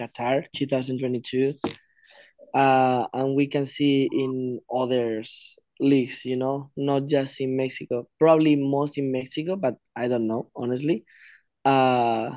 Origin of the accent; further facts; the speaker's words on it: Spain; first language Spanish; English is a second language; now in United States; I go back to Spain too.